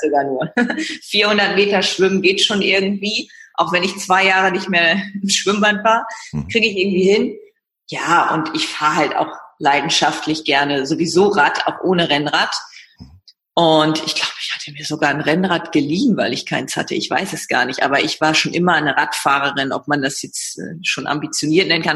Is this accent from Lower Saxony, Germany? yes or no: yes; Leer, Lower Saxony, Germany; moved away as an adult; now in Hamburg, Germany; komme aus Leer, Ostfriesland und lebe seit der Zeit nach dem Abitur im wunderschönen